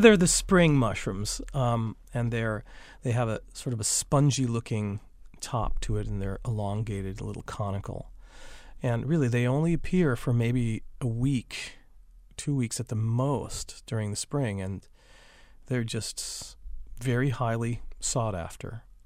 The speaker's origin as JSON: {"language": "English", "region": "Wisconsin", "country": "United States", "tie": "born or raised there", "moved": "yes", "lives_now": "North Carolina, United States", "said": "I grew up in Wisconsin"}